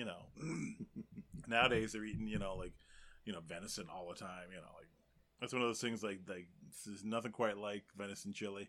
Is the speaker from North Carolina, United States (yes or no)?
yes; North Carolina, United States; moved away; Yeah, I grew up in North Carolina, up in the mountains, man.